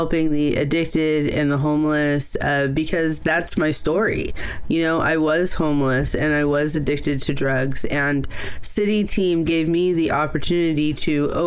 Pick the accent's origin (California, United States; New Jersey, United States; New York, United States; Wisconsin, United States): California, United States; Oakland; I was born in Oakland. A lot of my early story is in Oakland